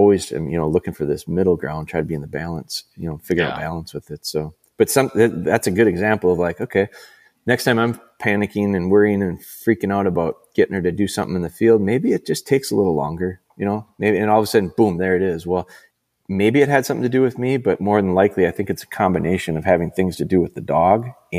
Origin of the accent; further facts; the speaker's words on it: Green Bay, Wisconsin, United States; also born or lived in Rhinelander; I'm from Rhinelander, which is, you know, north, I would call it northern Wisconsin, north central, but I never heard anybody call it a grouse until I came down to Green Bay. And I moved to Green Bay when I was in like fifth grade.